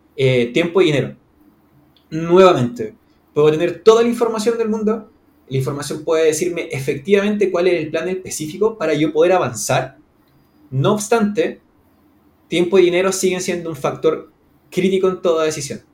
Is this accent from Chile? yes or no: yes; Santiago, Santiago Metropolitan Region, Chile; yo soy chileno. En este momento estoy en Santiago de Chile, en la capital. Vivo en el downtown, básicamente, de mi ciudad.